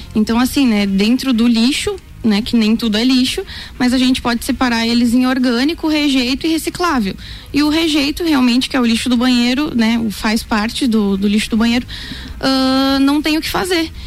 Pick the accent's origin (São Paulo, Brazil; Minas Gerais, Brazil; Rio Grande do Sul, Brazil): Rio Grande do Sul, Brazil; moved away as an adult; now in Lages, Brazil; eu sou gaúcha e eu morava no interior, né? mas eu já tô aqui faz quatro anos